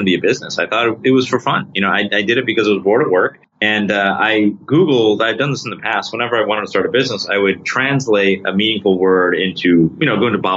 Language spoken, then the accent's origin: English; Rochester, New York, United States; I'm from Rochester, New York.